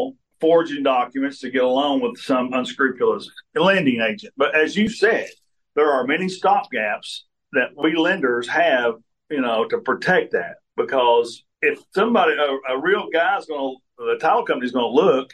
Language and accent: English; Somerset, Kentucky, United States; it's my hometown